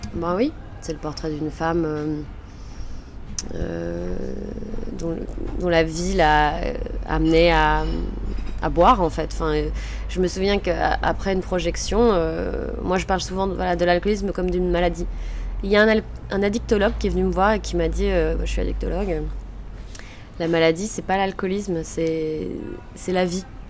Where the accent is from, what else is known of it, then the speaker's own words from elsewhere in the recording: Lille, Hauts-de-France, France; Je suis lilloise